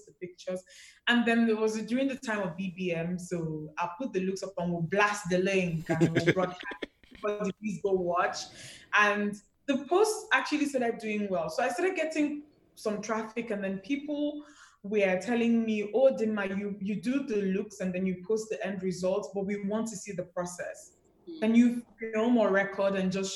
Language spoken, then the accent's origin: English; Enugu, Enugu State, Nigeria; I grew up in Enugu